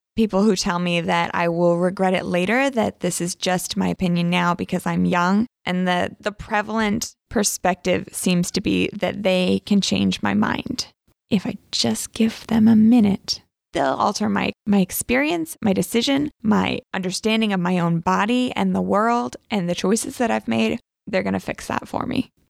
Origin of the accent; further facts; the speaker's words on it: the South, United States; I grew up in the South, in the Bible Belt